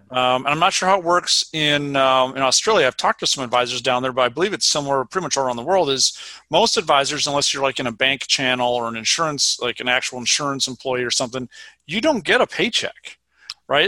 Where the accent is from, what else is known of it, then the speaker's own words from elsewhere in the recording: Minnesota, United States; moved away as an adult; also born or lived in Vermont; now in Madison, United States; I grew up in Minnesota